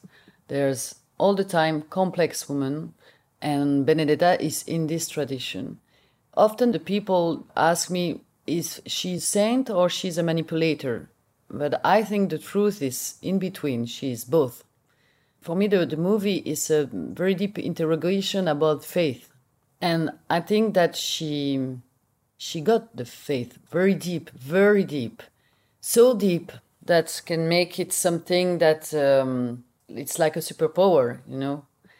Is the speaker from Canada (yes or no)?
no; Belgium; English is a second language; maybe speak a little bit Dutch because I'm from Belgium. I speak Dutch.